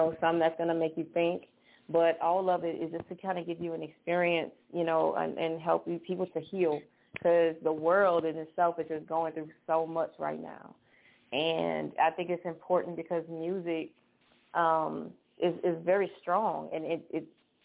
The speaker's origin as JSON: {"language": "English", "region": "Louisiana", "country": "United States", "tie": "born or raised there", "moved": "yes", "said": "From Louisiana, I don't live in Louisiana now, but definitely my hometown"}